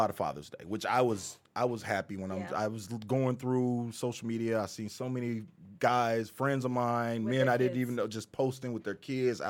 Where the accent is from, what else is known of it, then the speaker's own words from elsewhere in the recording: St. Louis, Missouri, United States; now in Florida, United States; I grew up in St. Louis, Missouri.